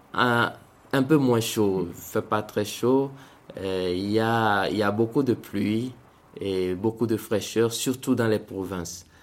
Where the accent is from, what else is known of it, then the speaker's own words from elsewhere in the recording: Togo; moved away as an adult; also born or lived in Benin; now in Central African Republic; je suis né au Togo et j'ai, grandi au Togo jusqu'à avoir mon bac